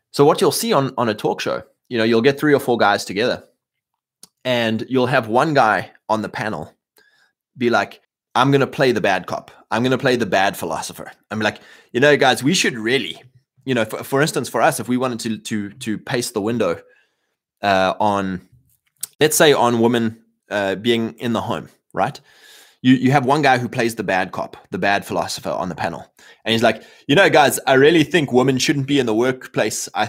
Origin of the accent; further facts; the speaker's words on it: Canada; Welcome, fine sir. I'm Canadian.